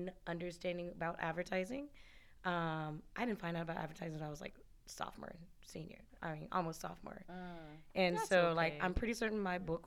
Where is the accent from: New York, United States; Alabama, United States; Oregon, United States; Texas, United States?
Alabama, United States; Birmingham; moved away; I'm originally from Alabama. Actually, I claim both states. So I'm right down the middle on both, like, where I grew up, where I lived, in between cultures